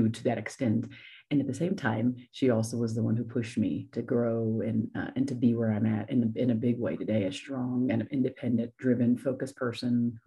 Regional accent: Las Vegas, Nevada, United States; moved away as an adult; also born or lived in Columbus, Ohio; I'm actually originally from Ohio, Columbus, but I moved there when I was 9 and grew up in Las Vegas, Nevada. And then I moved from there when I was 23.

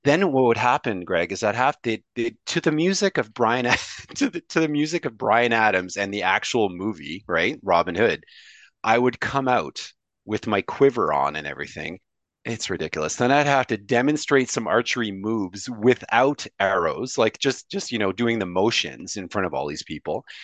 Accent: Montreal, Quebec, Canada; I speak French fluently, like, like you do, because I'm from Montreal

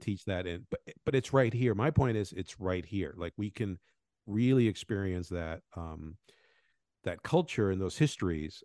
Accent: Venezuela; moved away; also born or lived in Colombia; I was born in Venezuela. I grew up in Colombia and Venezuela

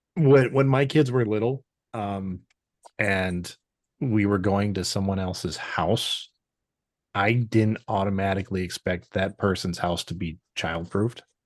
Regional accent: Wisconsin, United States; I'm born and raised in Wisconsin, uh, slightly north

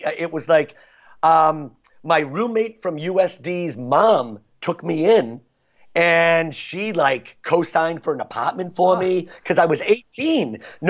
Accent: Avon, Massachusetts, United States; also born or lived in Brighton, Massachusetts; I was raised in Avon, this little 4 square mile, like Leave It to Beaver town, just outside of Boston. Great place to grow up. We never moved.

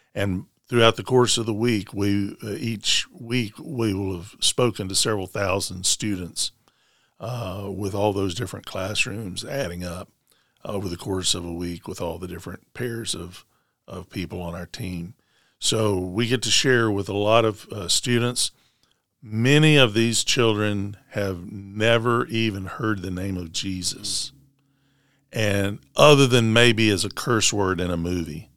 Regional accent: Smyrna, Tennessee, United States; moved away as an adult; also born or lived in Canada / Nashville; I'm from Middle Tennessee, from Rutherford County, graduate, graduate of Smyrna High School

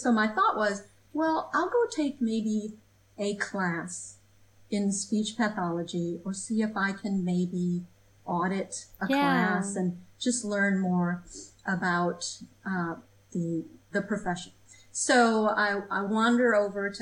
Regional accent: Michigan, United States; moved away as an adult; also born or lived in Portland, Maine; I grew up in Michigan

